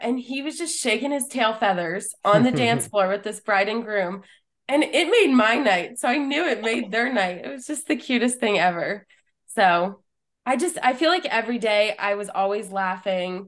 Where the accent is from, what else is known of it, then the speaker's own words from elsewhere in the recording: Pennsylvania, United States; I'm from Pennsylvania